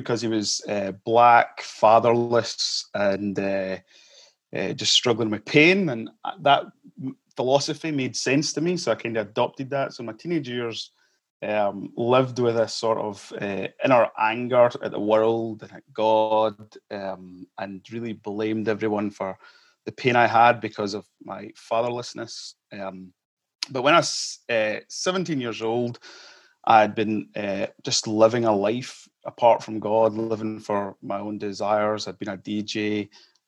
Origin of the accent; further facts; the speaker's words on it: Kirkmuirhill, Scotland, United Kingdom; moved away as an adult; also born or lived in Malawi / Edinburgh; now in Cumbernauld, United Kingdom; when I was 4 years old, we moved as a family to South Lanarkshire in the little village of Kirkmuir Hill on the M74 and your way down to England. So I grew up there